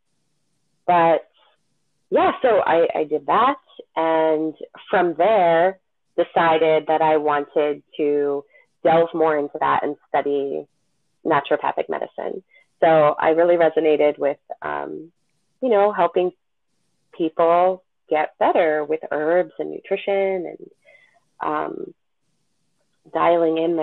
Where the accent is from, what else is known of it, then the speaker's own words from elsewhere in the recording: Vineland, New Jersey, United States; I'm from Vineland